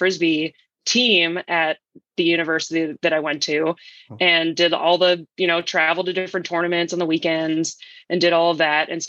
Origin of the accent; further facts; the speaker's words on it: Philadelphia, Pennsylvania, United States; I'm from Philadelphia, Pennsylvania originally